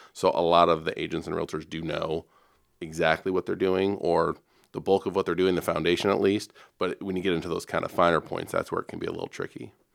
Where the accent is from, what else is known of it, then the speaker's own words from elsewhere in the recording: Dubuque, Iowa, United States; moved away as an adult; now in Omaha, United States; born and raised in Iowa myself, uh, in Dubuque